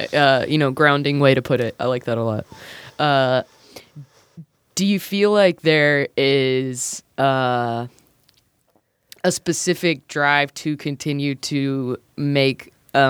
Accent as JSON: {"language": "English", "town": "Lancaster", "region": "South Carolina", "country": "United States", "said": "I'm from Lancaster, South Carolina, and I've still never, like, put that two and two together."}